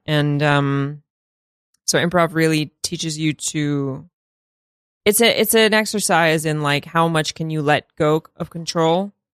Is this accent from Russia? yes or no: yes; Russia; now in United States; I'm from Russia